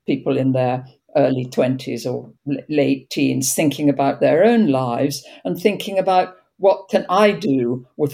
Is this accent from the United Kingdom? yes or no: yes; Cambridge, East of England, United Kingdom; moved away as an adult; also born or lived in Oxford; now in Cambridge, United States; I grew up in Cambridge, England